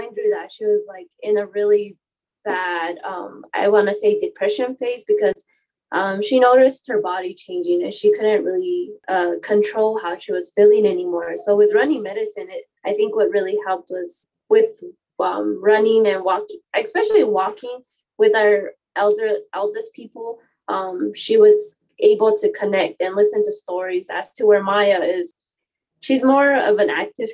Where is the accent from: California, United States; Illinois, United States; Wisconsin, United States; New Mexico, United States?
New Mexico, United States; Zuni; I'm from Zuni, New Mexico